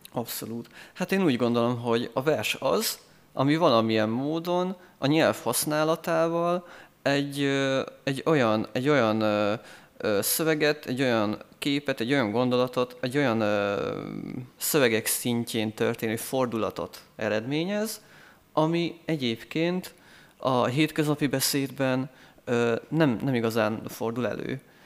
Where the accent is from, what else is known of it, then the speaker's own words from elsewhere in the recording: Eger, Heves, Hungary; én világéletemben itt éltem Egerben, itt születtem, és itt is nőttem föl, itt járok egyetemre